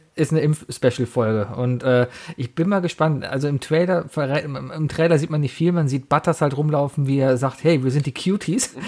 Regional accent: Germany; ich bin Deutscher

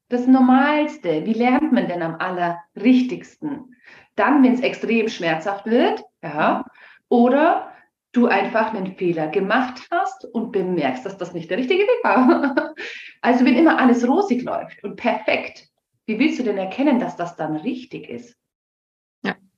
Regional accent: Germany; bei uns in Deutschland

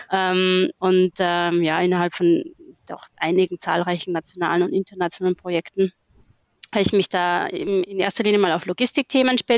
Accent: Austria; Äh, ich bin ursprünglich auch geboren und aufgewachsen in Österreich. Ab und zu hört man es mir tatsächlich nochmal

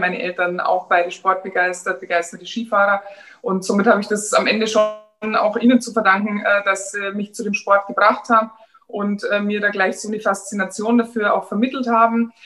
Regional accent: Germany; bei uns in Deutschland

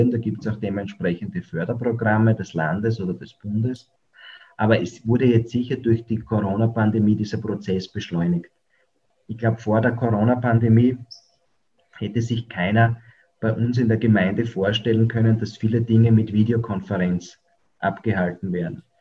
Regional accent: Austria; diese Möglichkeiten gibt es bei uns in Österreich.

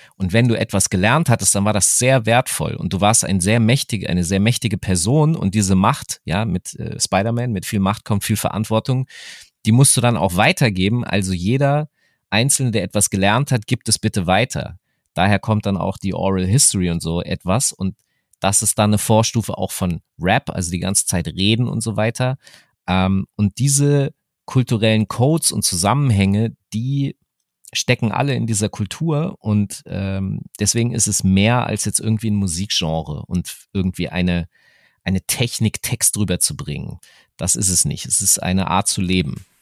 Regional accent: Hanover, Lower Saxony, Germany; meiner Heimatstadt Hannover

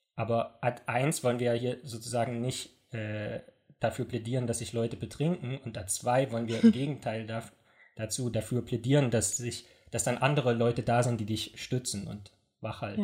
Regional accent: East Germany, Germany; ich komme ja aus dem Osten

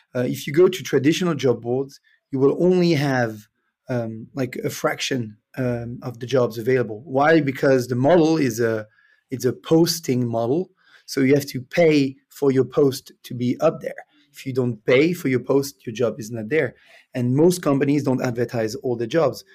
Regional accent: Switzerland; English is a second language; moved away as an adult; also born or lived in Canada; originally, I'm from Switzerland. Uh, I'm now based in Lausanne.

